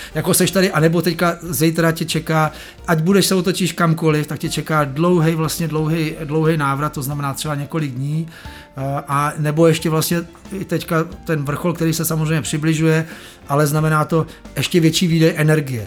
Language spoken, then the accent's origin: Czech; Prague, Czechia; Já jsem vyrostl tady v Praze na horách, na Proseku